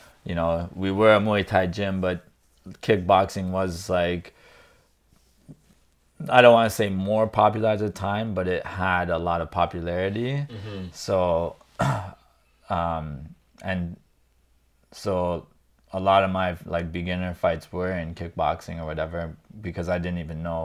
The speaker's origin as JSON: {"language": "English", "town": "Kitchener", "region": "Ontario", "country": "Canada", "tie": "born or raised there", "said": "I'm just Kitchener, born and raised here"}